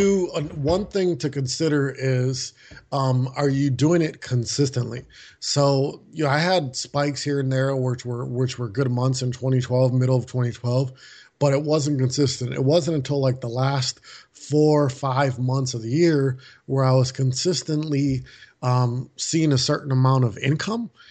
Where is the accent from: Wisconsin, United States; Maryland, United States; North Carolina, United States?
Wisconsin, United States; Milwaukee; moved away as an adult; now in Maui, United States; we moved our family in April from Milwaukee, Wisconsin, where I was born and raised